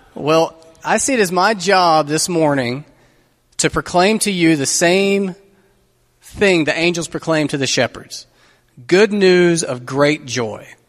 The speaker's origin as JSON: {"language": "English", "country": "United States", "said": "American Christians"}